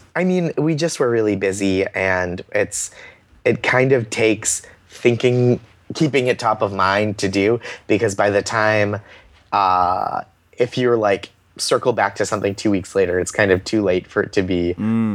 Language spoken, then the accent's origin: English; Boston, Massachusetts, United States; growing up in Boston